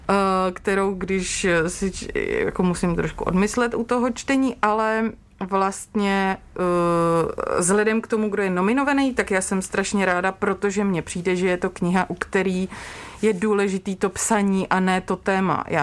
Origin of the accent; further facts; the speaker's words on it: Moravia, Czechia; Já jsem z Moravy